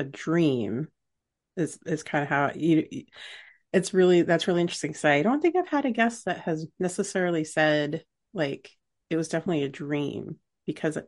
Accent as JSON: {"language": "English", "country": "United States", "said": "I'm American"}